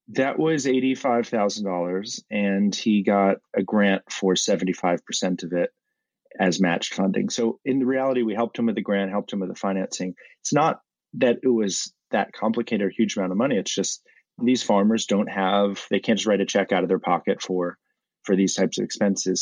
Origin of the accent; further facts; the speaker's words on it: Washington, District of Columbia, United States; I grew up in Washington, D.C one generation off the farm like many